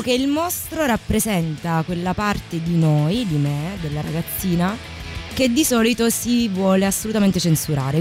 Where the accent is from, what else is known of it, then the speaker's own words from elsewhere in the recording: Calabria, Italy; Io sono del sud, sono calabrese.